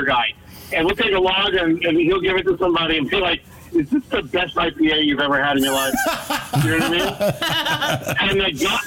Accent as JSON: {"language": "English", "region": "New Jersey", "country": "United States", "also_born_or_lived": "California", "said": "I'm from Jersey"}